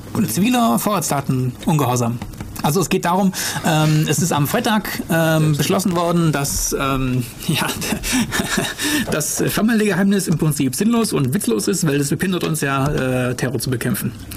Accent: Germany; bei uns in Deutschland hier

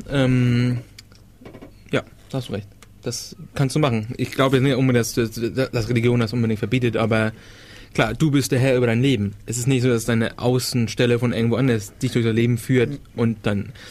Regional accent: Schleswig-Holstein, Germany; wie gesagt, ich komme ja aus der Ecke Dänemark. Der Kreis der Leute, die ich kannte, waren eher dänisch angehaucht.

